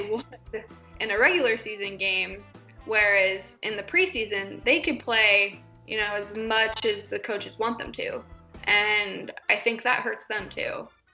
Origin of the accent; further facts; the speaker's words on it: Nebraska, United States; I grew up in Nebraska, which hmm. is in the middle of the U.S.